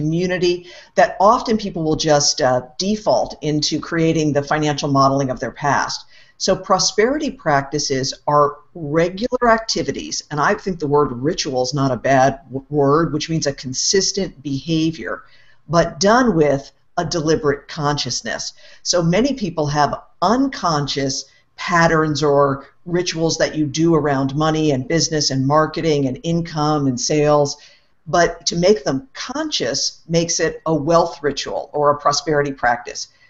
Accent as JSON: {"language": "English", "region": "East Coast", "country": "United States", "tie": "born or raised there", "said": "I grew up on the East Coast in the U.S."}